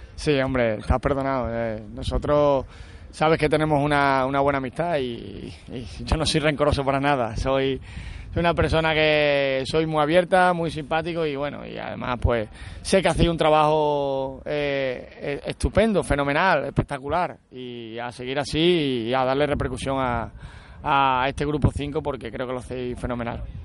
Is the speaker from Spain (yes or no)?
yes; Extremadura, Spain; soy extremeño